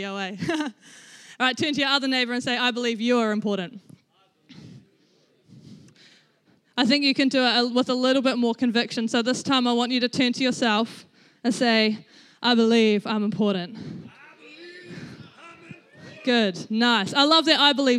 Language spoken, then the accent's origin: English; Rangiora, Canterbury, New Zealand; I grew up in Rangiora. I was born in Rangiora Hospital. I lived in the same house for 17 years of my life